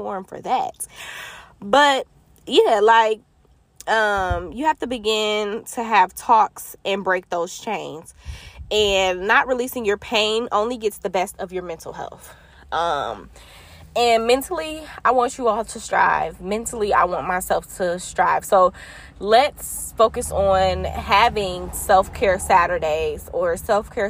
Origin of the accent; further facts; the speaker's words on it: Detroit, Michigan, United States; I'm from Detroit, Michigan